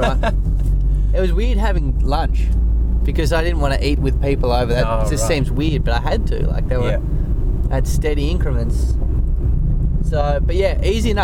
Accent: Kingston, Tasmania, Australia; growing up in Kingston, like, traffic lights were a very foreign concept

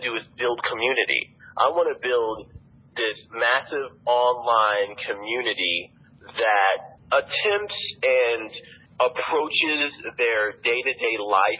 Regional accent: East Alabama, United States; moved away as an adult; also born or lived in New York; I have friends or whatever who are from my hometown

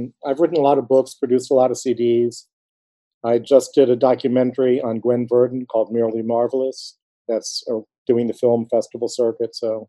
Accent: Silver Spring, Maryland, United States; So I was born in Silver Spring, Maryland.

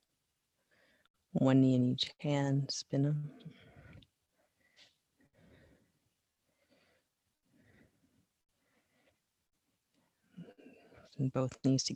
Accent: East Coast, United States; moved away; I'm from the East Coast

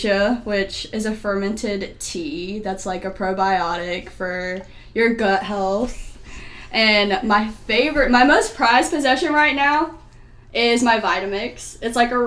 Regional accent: Clayton, North Carolina, United States; I am from Clayton, North Carolina

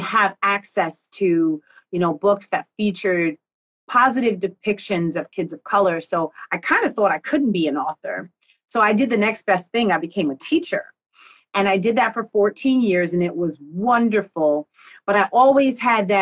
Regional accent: Newark, New Jersey, United States; I was born in Newark, New Jersey

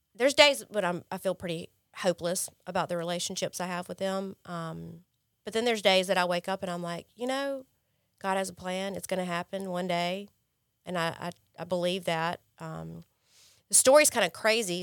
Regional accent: Jackson, United States; moved away; I grew up in Jackson, I grew up privileged

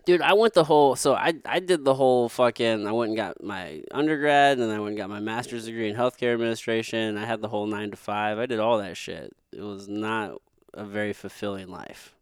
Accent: Potosi, Missouri, United States; moved away; I grew up in a place called, it's called Potosi, Missouri.

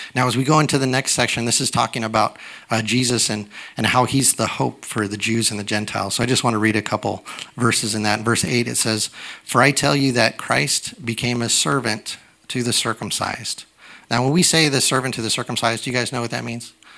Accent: United States; I'm a young American

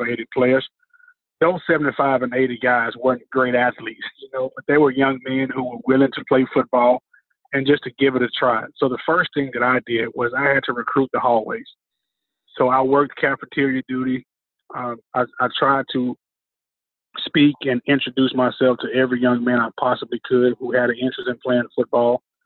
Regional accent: Memphis, Tennessee, United States; my hometown of Memphis

